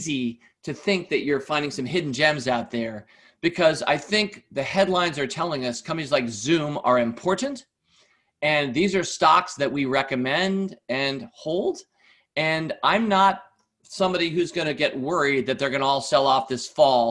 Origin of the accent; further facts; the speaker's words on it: United States; as an American